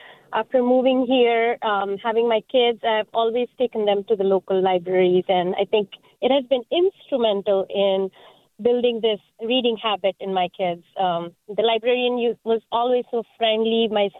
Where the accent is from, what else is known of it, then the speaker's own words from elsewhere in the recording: Mumbai, Maharashtra, India; moved away as an adult; now in East Bay, United States; I moved from Mumbai, India, and growing up, I loved reading, but I did not have easy access to these books.